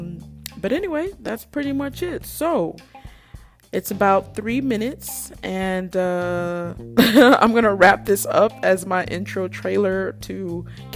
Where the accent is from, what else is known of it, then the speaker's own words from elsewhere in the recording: Nigeria; I'm Nigerian